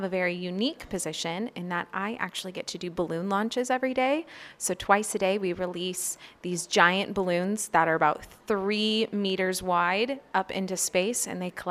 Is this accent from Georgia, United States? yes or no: no; Oregon City, Oregon, United States; now in Anchorage, United States; I'm 27 years old, and I'm from Oregon City, Oregon.